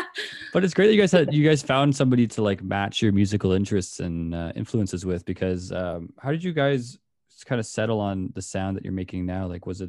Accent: Canada; As a Canadian

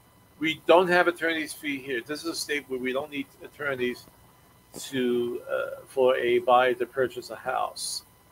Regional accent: Brooklyn, New York, United States; now in Virginia, United States; And again, when I came down here, I'm coming from Brooklyn, New York, where homes are like five times more expensive than down here in Virginia.

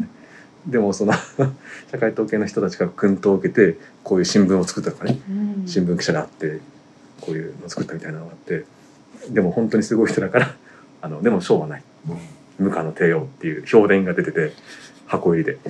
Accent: Yamagata, Japan; moved away; 僕は地元は山形でしたけど

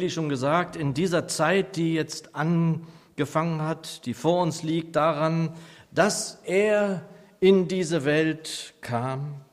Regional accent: Nordheim, Germany; now in Aschaffenburg, Germany; ich liebe die Gemeinde Nordheim, meine Heimatgemeinde.

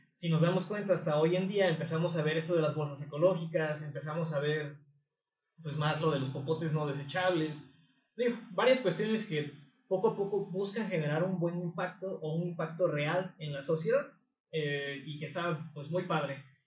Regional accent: Mexico; yo soy mexicano, no soy güerito.

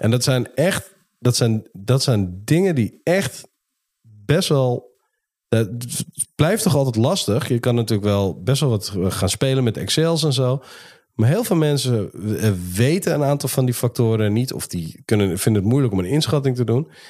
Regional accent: Netherlands; als Nederlanders

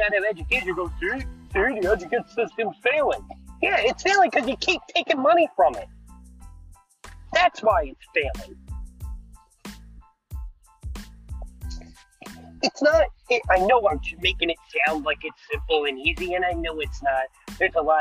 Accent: United States; I'm an American

